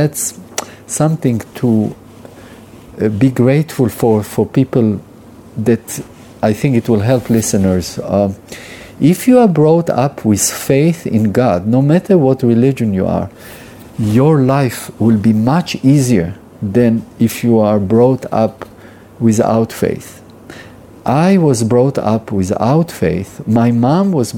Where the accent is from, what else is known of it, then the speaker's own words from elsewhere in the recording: Israel; I'm Jewish. I was born in Israel